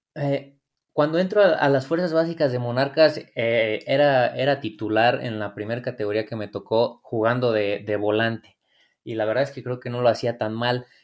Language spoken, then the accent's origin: Spanish; Morelia, Michoacán, Mexico; Morelia, entonces este, ahí, era donde yo con mis amigos, pues vaya, jugaba, entrenaba